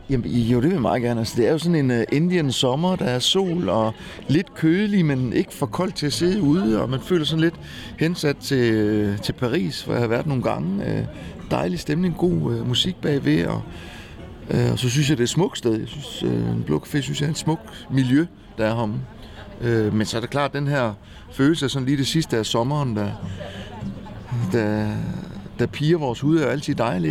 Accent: Kolding, Southern Denmark, Denmark; also born or lived in Rio de Janeiro, Brazil / United States / Norway / Copenhagen; jeg er jo vokset op i Kolding, så jeg, jeg kom, altså, jeg er jo ikke født i Kolding, jeg er født i Rio de Janeiro, men øh, Øh, adopteret og kommer så til som spæd.

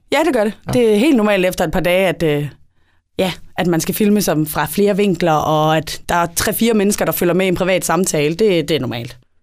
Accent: Esbjerg, Southern Denmark, Denmark; Jeg er syvogtyve, og jeg er fra Esbjerg

